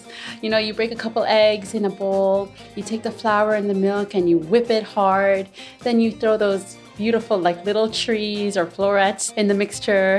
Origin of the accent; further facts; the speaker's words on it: New York City, New York, United States; I am from Jackson Heights, but originally Egyptian.